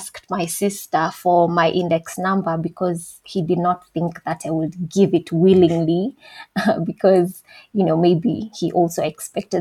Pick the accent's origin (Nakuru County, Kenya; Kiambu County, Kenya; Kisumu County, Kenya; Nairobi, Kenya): Kiambu County, Kenya; Thika; I am from Thika, Kenya. I wasn't born there, but I was raised there for the better part of my life.